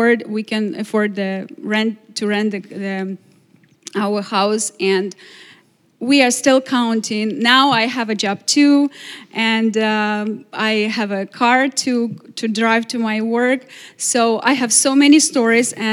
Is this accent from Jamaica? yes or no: no; Ukraine; English is a second language; moved away as an adult; now in Glastonbury, United States; we are the family from Ukraine and we need a place to live